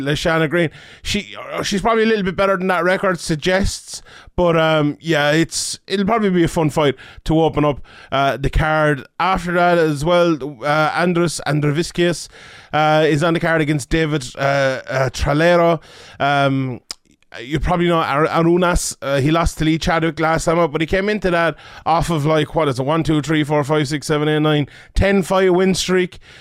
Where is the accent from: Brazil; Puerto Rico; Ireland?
Ireland; I'm Irish